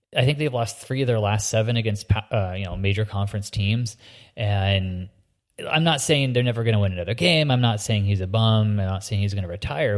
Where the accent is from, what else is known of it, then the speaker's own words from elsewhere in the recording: Indiana, United States; moved away; me growing up in Indiana